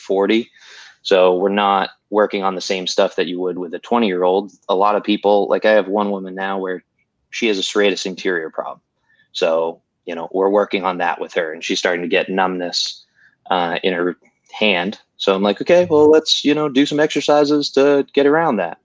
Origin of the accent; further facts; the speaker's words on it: New Hampshire, United States; moved away as an adult; now in Charlotte, United States; I'm from up north, I'm from New Hampshire